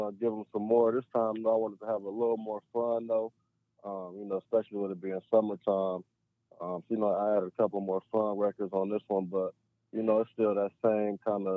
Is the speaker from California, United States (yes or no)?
no; Cleveland, Ohio, United States; growing up in Cleveland